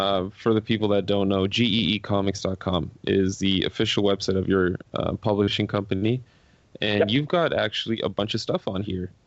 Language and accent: English; Toronto, Ontario, Canada; I'm from Toronto